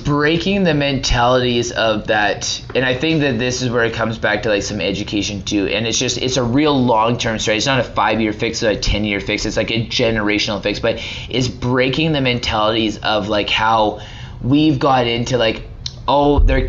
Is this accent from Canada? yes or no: yes; Canada; I don't know my rights as a Canadian.